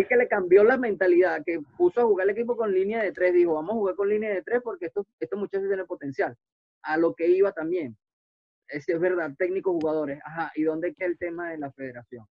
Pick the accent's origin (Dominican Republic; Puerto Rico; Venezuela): Venezuela; uno como venezolano